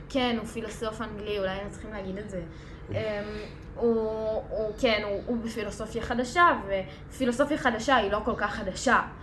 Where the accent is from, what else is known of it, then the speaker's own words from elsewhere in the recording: Sharon area, Central District, Israel; מאזור השרון